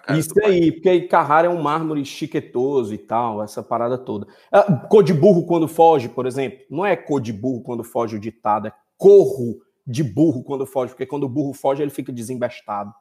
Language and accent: Portuguese; Fortaleza, Ceará, Brazil; oriundo lá do Conjunto Ceará, aqui no Brasil